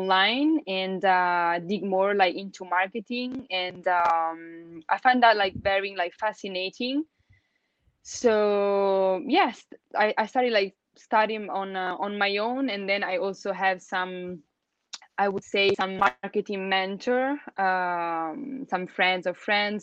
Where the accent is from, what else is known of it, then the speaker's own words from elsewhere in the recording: Italy; first language Italian; English is a second language; moved away as an adult; now in China; Italian is my mother tongue. I'm Italian